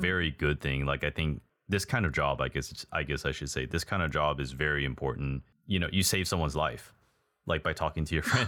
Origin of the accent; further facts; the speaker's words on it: Texas, United States; moved away as an adult; now in Taiwan; I used to live in Texas, just like Burger, we're both from Texas